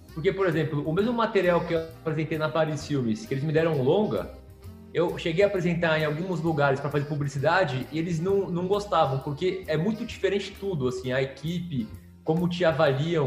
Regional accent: São Paulo, Brazil; A gente é aqui de São Paulo, né, descendente de italiano, meus avós vieram da Itália, uhum. mas nasceu aqui de São Paulo

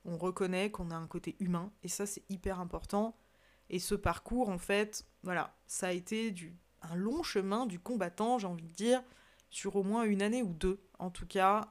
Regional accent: Savoy, Auvergne-Rhône-Alpes, France; je suis savoyarde de corps et d'esprit, comme j'aime si bien le dire, j'ai la chance de vivre dans une magnifique région

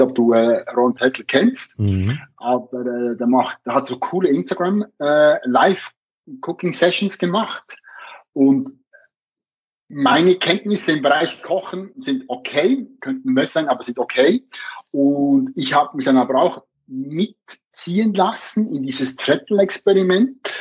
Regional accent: Switzerland; bei uns in der Schweiz

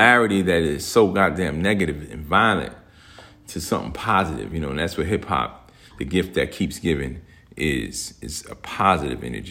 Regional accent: Newark, New Jersey, United States; I grew up in Newark, New Jersey.

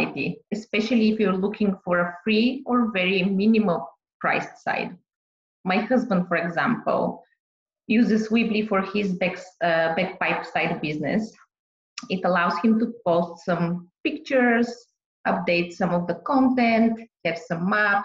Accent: Bulgaria; also born or lived in Boston, United States; now in Ontario, Canada; I'm originally from Bulgaria, Southeast Europe, for people that don't know where is it exactly, border with Greece

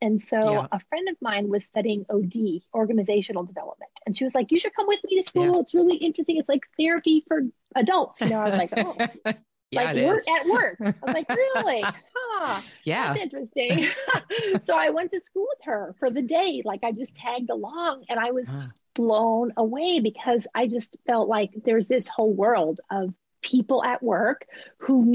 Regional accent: Boston, Massachusetts, United States; also born or lived in California / New Hampshire; I was born in California, but my parents moved east when I was three. So I grew up in the Boston area

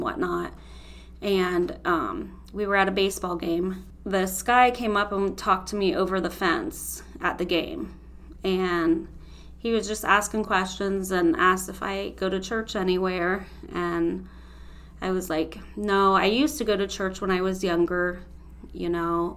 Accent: Holmes County, Ohio, United States; I'm from Holmes County

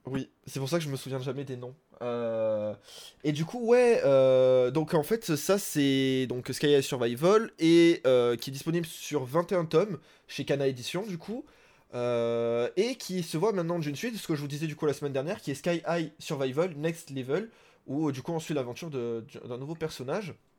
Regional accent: France; chez nous en France

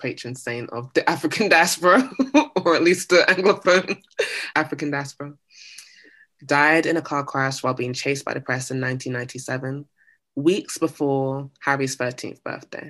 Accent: United Kingdom; I'm British

